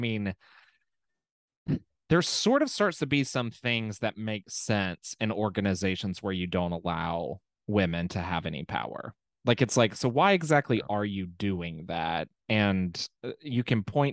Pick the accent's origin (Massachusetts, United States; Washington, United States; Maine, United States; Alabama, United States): Alabama, United States; Birmingham; I'm from Birmingham.